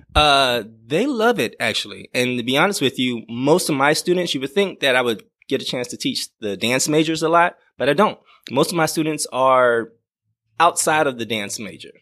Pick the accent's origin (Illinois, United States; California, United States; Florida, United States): Florida, United States; Miami; moved away; I grew up in Miami, Florida